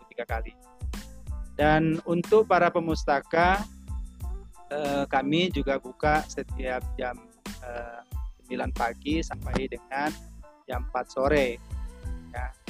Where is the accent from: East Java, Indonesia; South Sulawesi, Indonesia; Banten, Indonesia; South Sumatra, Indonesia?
South Sumatra, Indonesia; now in Sukabumi, Indonesia; saya asli dari Sumatera Selatan, kemudian saat ini kami berada di Sukabumi.